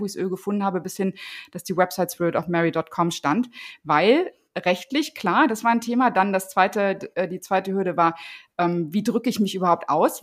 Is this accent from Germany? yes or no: yes; Paderborn, North Rhine-Westphalia, Germany; ich bin in Paderborn in der Nähe von Paderborn groß geworden